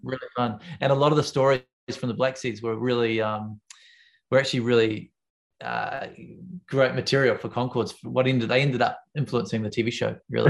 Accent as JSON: {"language": "English", "region": "Wellington", "country": "New Zealand", "said": "I come from Wellington, where everyone knows everyone."}